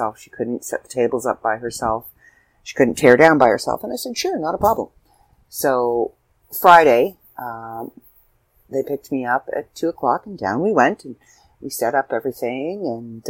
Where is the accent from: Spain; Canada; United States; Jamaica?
Canada; we're Canadian